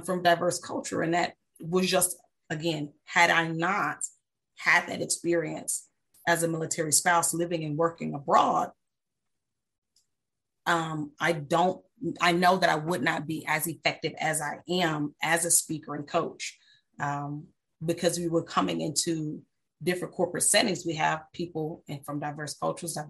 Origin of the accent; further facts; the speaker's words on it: United States; moved away as an adult; also born or lived in Germany / England; I'm an American all day, every day